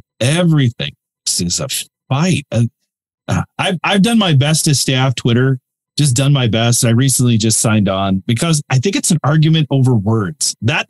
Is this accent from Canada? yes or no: yes; Canada; Being Canadian, I have to ask a Canada question here.